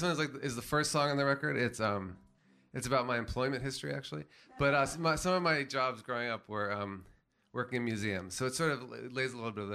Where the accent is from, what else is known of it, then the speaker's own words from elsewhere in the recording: Washington, District of Columbia, United States; I grew up in Washington, D.C.